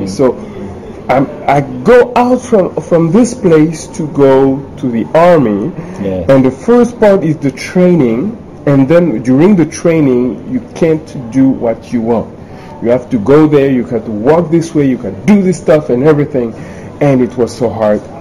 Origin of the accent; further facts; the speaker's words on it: Paris, Île-de-France, France; I was born in Paris, studied in Paris, worked in Paris